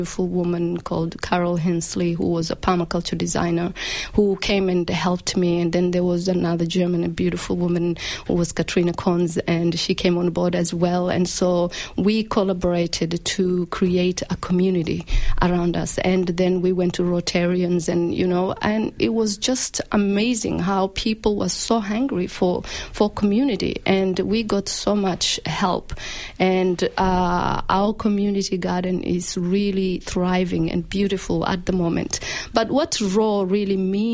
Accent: Malindi, Kilifi County, Kenya; now in Australia; I grew up in a small town called Malindi. And and that's my hometown in Kenya

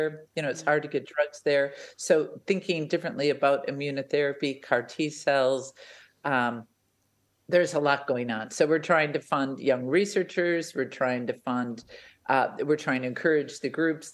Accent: United States; accent: American; now in Australia; You can tell my accent, we're an American family

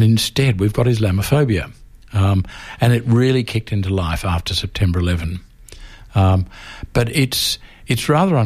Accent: Melbourne, Victoria, Australia; when I was growing up in Melbourne, there was a very sharp rift between Protestants and Catholics.

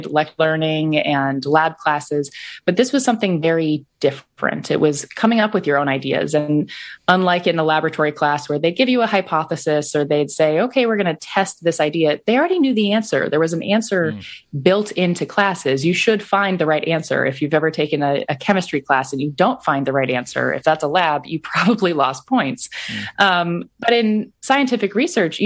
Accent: Iowa, United States; I grew up in Iowa

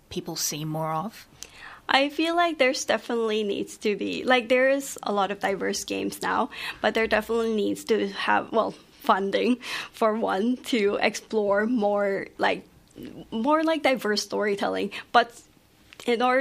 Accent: Philippines; now in Melbourne, Australia; I'm a third culture kid. Um, I grew up in the Philippines, but I'm Taiwanese, and then coming to Melbourne.

